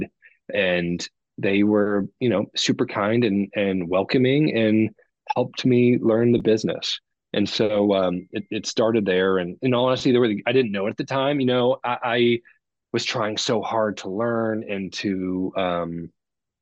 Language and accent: English; Midwest, United States; I grew up in the Midwest